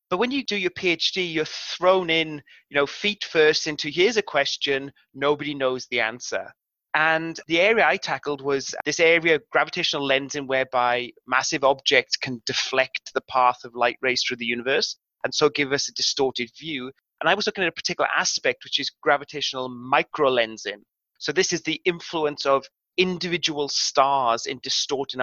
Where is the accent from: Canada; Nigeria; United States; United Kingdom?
United Kingdom; South Wales; now in New South Wales, Australia; I grew up in the southern area of Wales, which is the old coal fields